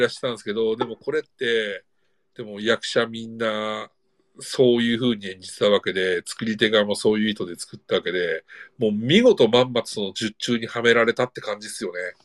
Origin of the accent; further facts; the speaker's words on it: 000 near Morioka, Iwate, Japan; moved away as an adult; 僕の地元というか、もう、まあ、いわゆる人口2万人の町で、僕も、こう、うん、物心ついた頃から高校卒業するまで